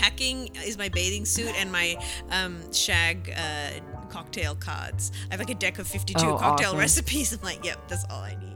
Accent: Australia; moved away; I'm Australian

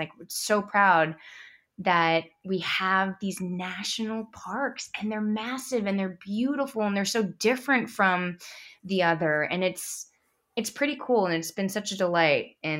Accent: San Francisco, California, United States; Oh, I mean, I grew up in San Francisco, so we'd always go to Big Sur or the Redwoods or Point Reyes.

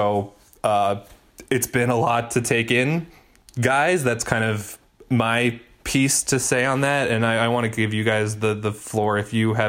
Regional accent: Minnesota, United States; moved away; I'm from Minnesota. I lived in Minneapolis for 4 years

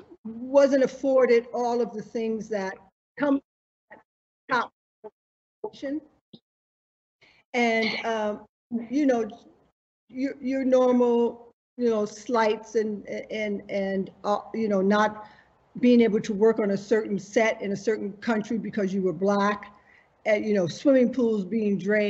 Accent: Buffalo, New York, United States; watching this on a Black and white television in Buffalo, New York.

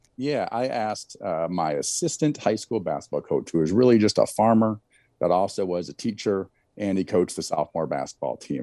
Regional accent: Eastern Iowa, United States; there was a tournament every, in my hometown every summer, won a lot of medals there

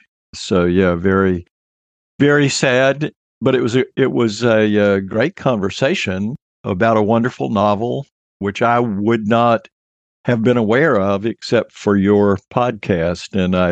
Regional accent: Mobile, Alabama, United States; I was living in Alabama when the decade started in Mobile down on the Gulf Coast. And I was in junior high school, which is what we called it then, when the 1960s began.

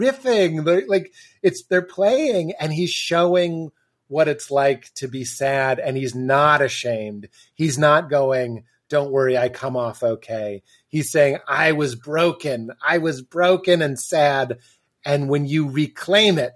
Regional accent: Boston, Massachusetts, United States; I'm from Boston, so I'm graduated high school in 97

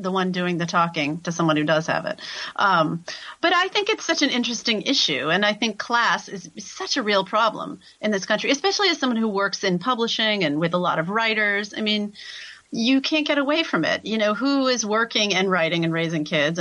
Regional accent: Concord, Massachusetts, United States; moved away as an adult; now in Natick, United States; I'm from Concord, which is another suburb of Boston.

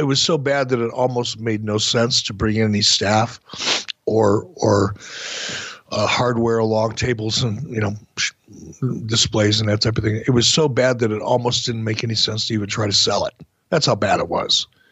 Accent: Minnesota, United States; we're both from Minnesota

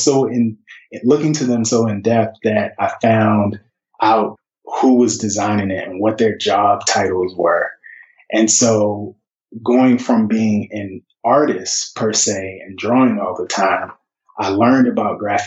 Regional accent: Baltimore, Maryland, United States; I grew up in Baltimore City, and I grew up not too far from Morgan State University, where I later went to school

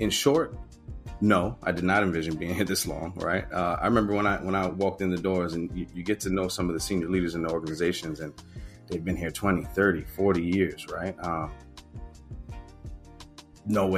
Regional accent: New York City, New York, United States; I grew up in Baychester

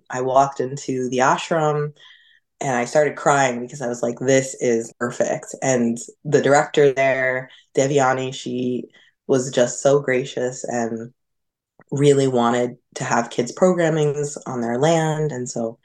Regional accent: Hudson Valley, New York, United States; also born or lived in Westchester, New York; I grew up in the Hudson Valley where Walden is

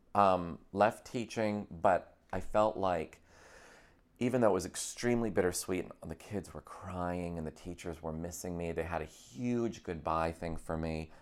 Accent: Scotia, New York, United States; moved away as an adult; also born or lived in Akron, Ohio / Boston; now in Los Angeles, United States; I was from upstate New York

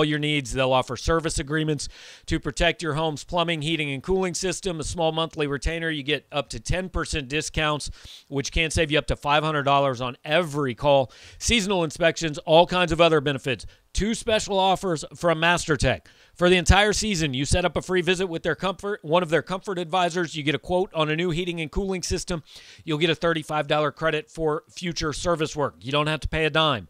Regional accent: Kansas City, United States; I grew up in Kansas City

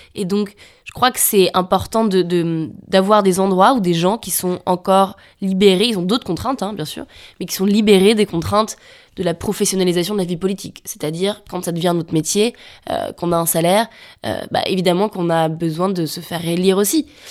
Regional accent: a village in Savoie, Auvergne-Rhône-Alpes, France; moved away as an adult; Je viens d'un village de Savoie avec des parents alpinistes à un endroit euh, très ancré dans la montagne

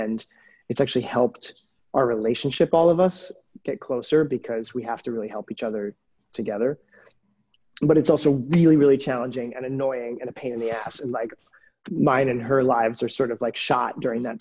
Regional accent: the Berkshires, Massachusetts, United States; moved away; I grew up in the Berkshires.

